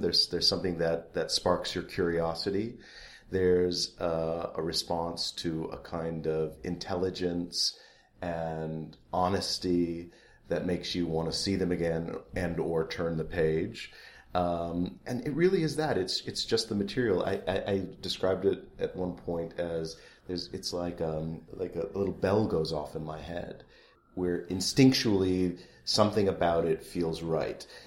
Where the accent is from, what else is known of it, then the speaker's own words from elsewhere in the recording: Rockford, Illinois, United States; I grew up in Rockford, Illinois.